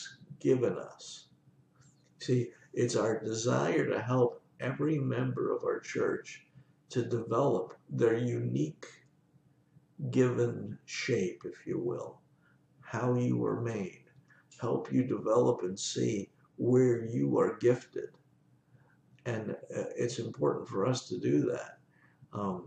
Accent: New York, United States; I'm a New Yorker

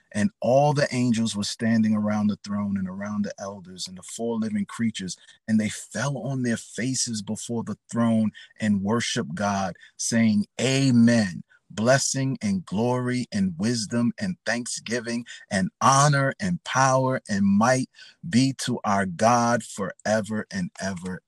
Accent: New York City, New York, United States; I grew up in the Bronx, New York, um, the best place on earth

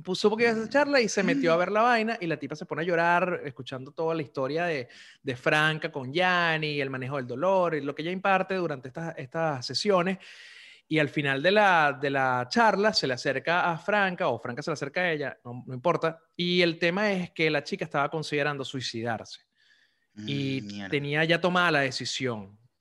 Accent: Venezuela; moved away; como venezolanos

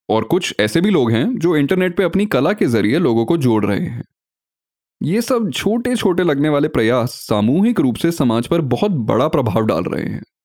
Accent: Delhi, India; मैं दिल्ली में पला बढ़ा कश्मीरी और मिश्रित हिंदी उर्दू को सुनता आ रहा हूँ

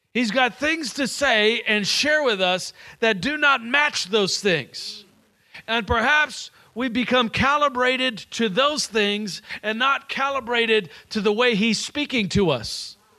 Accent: Nashville, Tennessee, United States; I'm from Nashville, Tennessee.

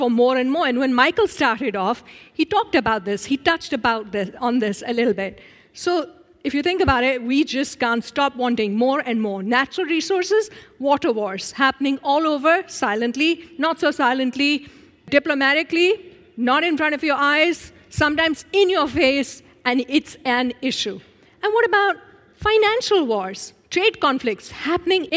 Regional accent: Pakistan; I'm 46 years old, and I'm from Pakistan.

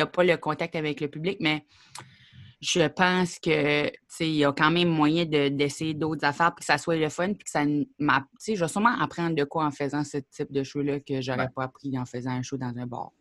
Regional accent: Grand Falls, New Brunswick, Canada; also born or lived in Perth-Andover, New Brunswick; moi, je suis née à Perth Andover, que pas grand monde connaît ça. C'est sur le bord de la frontière des États-Unis.

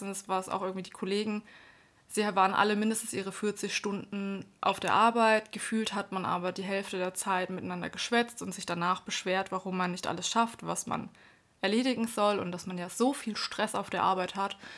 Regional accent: Baden-Württemberg, Germany; moved away as an adult; also born or lived in Erlangen; now in Nuremberg, Germany; Ich komme ursprünglich aus Bad württemberg bin 2010 nach Erlangen gezogen und seit 2013 dann in Nürnberg.

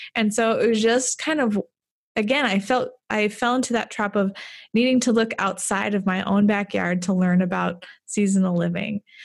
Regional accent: Fargo, North Dakota, United States; moved away as an adult; I grew up in Fargo, but I moved away for a long time.

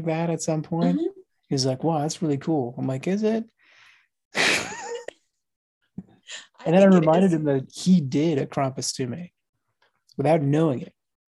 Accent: Jim Thorpe, Pennsylvania, United States; we lived in a town called Jim Thorpe

